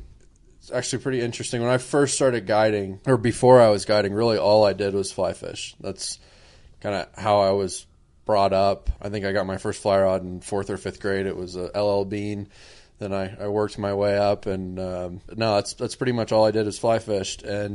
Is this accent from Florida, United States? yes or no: yes; Southwest Florida, United States; I grew up in Southwest Florida.